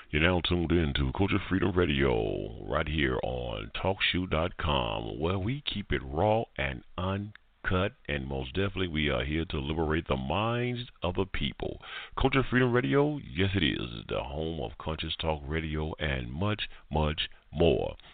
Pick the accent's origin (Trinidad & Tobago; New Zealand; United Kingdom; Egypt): United Kingdom; England; I'm an Englishman